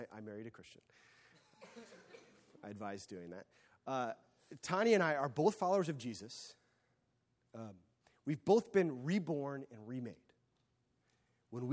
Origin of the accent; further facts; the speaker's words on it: United States; I am an American